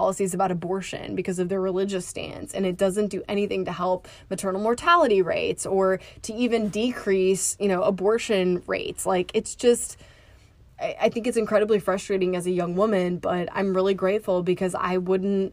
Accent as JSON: {"language": "English", "region": "Tennessee", "country": "United States", "tie": "born or raised there", "also_born_or_lived": "Switzerland", "moved": "as an adult", "said": "how did I grow up in the state?"}